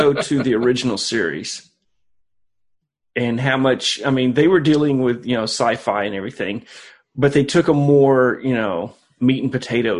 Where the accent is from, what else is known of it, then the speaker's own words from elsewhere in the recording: Boston, Massachusetts, United States; Oh yeah, I am from South Side of Boston.